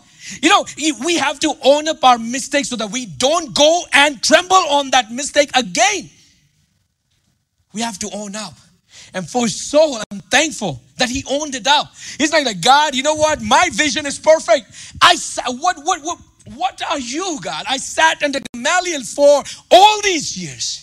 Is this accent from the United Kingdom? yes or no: no; India; English is a second language; moved away; I grew up in India, man. You see my accent. You see my mistakes in my grammar and all